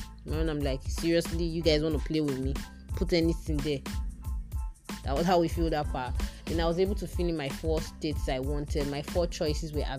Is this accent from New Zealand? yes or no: no; Nigeria; I officially concluded my 1 year as a Nigerian Corps member.